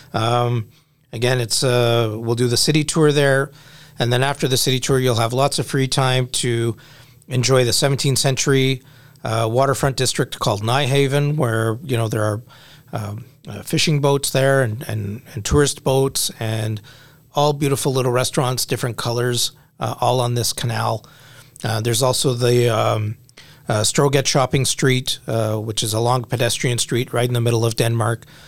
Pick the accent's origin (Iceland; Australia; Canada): Canada; we're Canadian